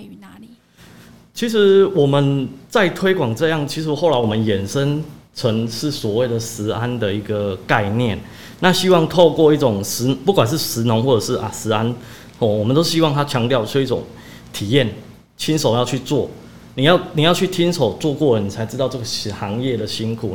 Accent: Jiadong, Pingtung County, Taiwan; 我虽然是家中在地人，但是其实我长期在屏东

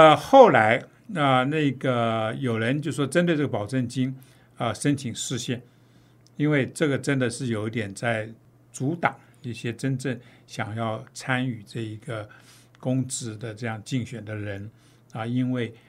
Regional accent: Taiwan; 呃，我作为一个台湾人这么多年，我从来。没有看到一个像柯文哲这样子的一种政客，

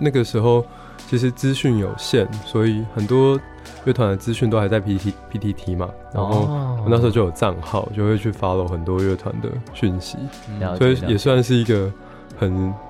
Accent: Kaohsiung, Taiwan; moved away as an adult; now in Taipei, Taiwan; 因为我们都是高雄人嘛

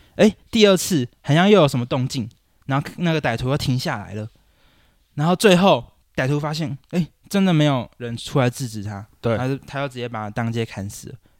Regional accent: Taichung, Taiwan; moved away as an adult; also born or lived in Wanhua, Taipei; now in Taipei, Taiwan; 因为我老家在台中

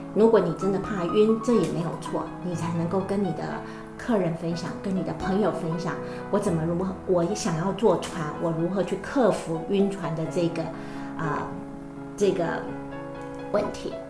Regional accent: Taiwan; now in New Zealand; 我来自于台湾，现在住在纽西兰，自己本身也是一位旅游从事人员，跟幸福的是，深耕先生一起在纽西兰经营一家旅行社

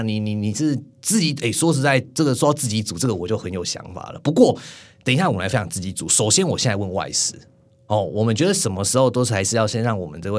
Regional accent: Tainan, Taiwan; 不能怪我啊，我我我台南人呢、

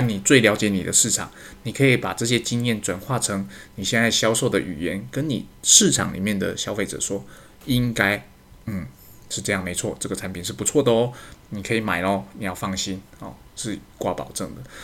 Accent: Taiwan; 身为台湾人的自卑感

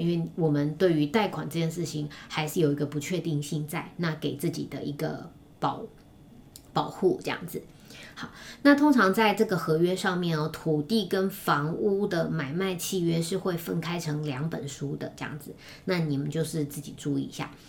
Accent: Taiwan; 我们一个台湾人

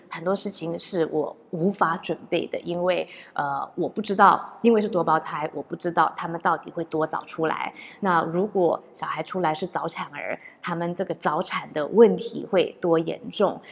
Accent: Taiwan; 我是唯一来自台湾的

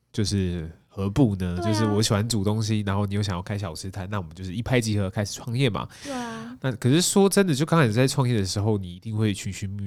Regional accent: Taipei, Taiwan; 身为一个二十几年的台北人

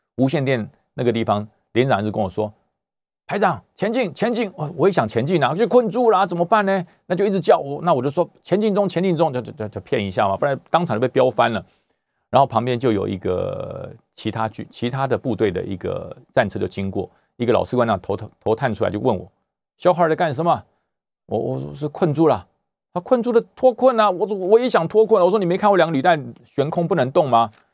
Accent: Taiwan; 我来自中华民国， 我来自台湾

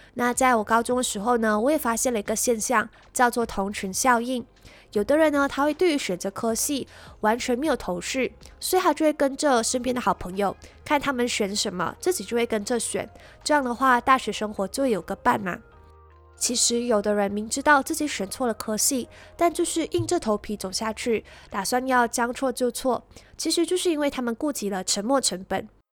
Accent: Malaysia; 我来自马来西亚

